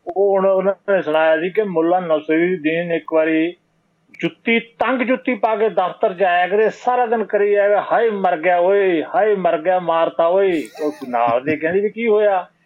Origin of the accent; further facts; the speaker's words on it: Bathinda, Punjab, India; accent: Bathinda (Malwai) dialect; ਮੇਰੀ ਬੋਲੀ ਹੈ ਮੇਰੇ ਇਲਾਕੇ ਦੇ ਬਠਿੰਡੇ ਦੇ